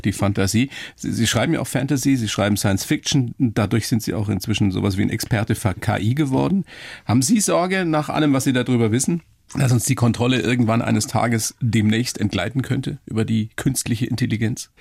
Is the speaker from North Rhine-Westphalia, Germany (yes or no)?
no; Regensburg, Bavaria, Germany; So wie in der Oberpfalz, wo ich herkomme. Ja. Regensburg